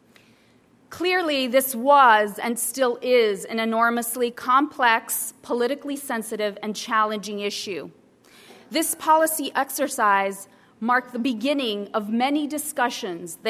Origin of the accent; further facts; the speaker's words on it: Salinas Valley, California, United States; also born or lived in Mexico; Growing up in the California Salinas Valley, we faced extreme poverty and lived in a migrant camp throughout the formative years of my life